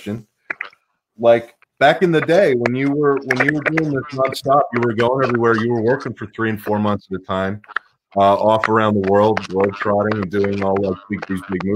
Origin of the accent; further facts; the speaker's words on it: Pittsburgh, Pennsylvania, United States; moved away; also born or lived in Los Angeles, California; I grew up in Pittsburgh, and I moved out to L.A. a long time ago, and I spent a lot of time out in L.A. growing up